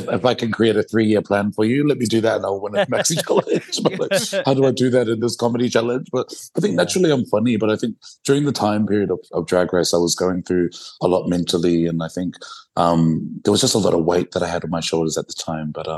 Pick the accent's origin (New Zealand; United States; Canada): New Zealand; moved away; because I come from New Zealand originally